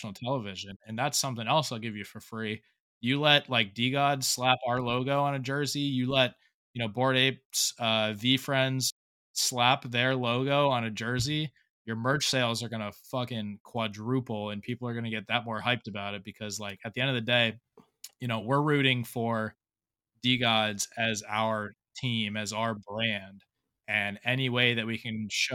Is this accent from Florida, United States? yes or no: yes; South Florida, United States; also born or lived in Fort Lauderdale; now in Charleston, United States; I'm in Charleston right now, but I'm originally from South Florida